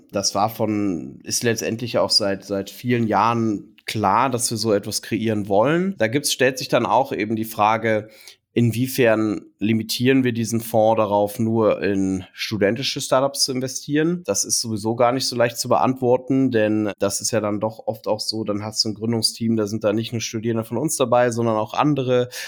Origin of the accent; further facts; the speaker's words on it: Cologne, North Rhine-Westphalia, Germany; now in Berlin, Germany; Ich bin, ich bin äh, Kölner und äh, äh, bin eben sehr bewusst nach Berlin gekommen, um die Code hier zu etablieren.